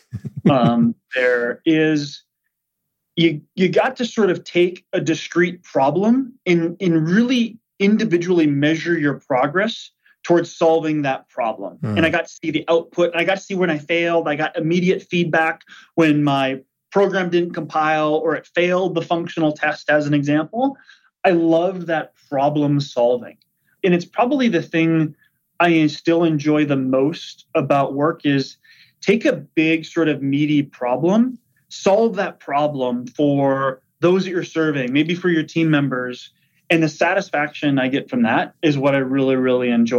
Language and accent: English; Fergus Falls, Minnesota, United States; born or raised there; accent: Minnesota; moved away